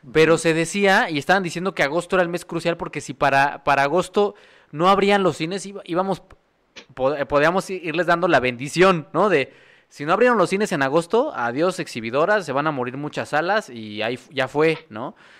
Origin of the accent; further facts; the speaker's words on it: Mexico; como mexicanos